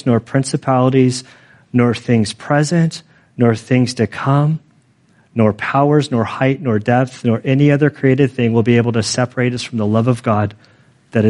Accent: United States; I'm American, I was born, bred, converted in America

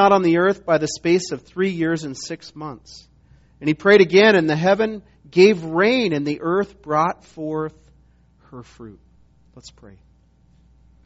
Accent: Montana, United States; moved away as an adult; also born or lived in South Carolina; I was from Montana, but went to school in South Carolina

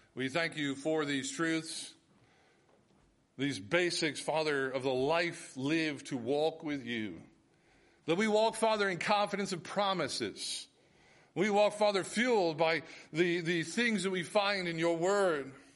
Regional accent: United States; as Americans

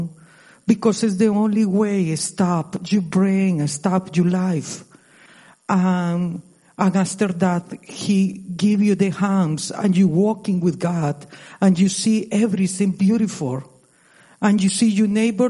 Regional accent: Costa Rica; English is a second language; now in United States; I moved to United States 26 ago. I'm from Costa Rica. I passed more time in this country, like in my country original

